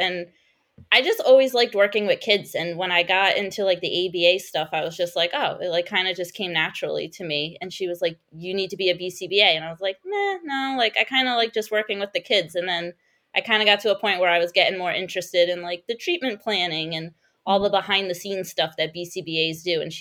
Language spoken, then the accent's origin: English; Rhode Island, United States; born or raised there